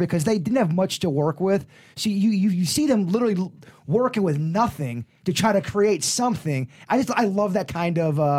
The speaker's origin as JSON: {"language": "English", "area": "Palm Beach County", "region": "Florida", "country": "United States", "moved": "yes", "said": "I was just from Palm Beach County"}